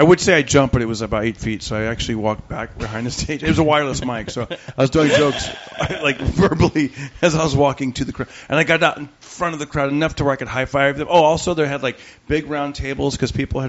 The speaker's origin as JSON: {"language": "English", "town": "Fresno", "region": "California", "country": "United States", "tie": "born or raised there", "said": "So it's like in Fresno. I grew up in Fresno."}